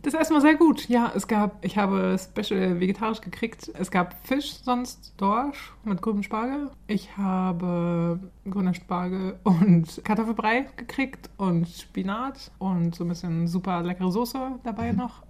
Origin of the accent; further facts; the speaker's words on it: Germany; now in Stockholm, Sweden; unser Leben als Deutsche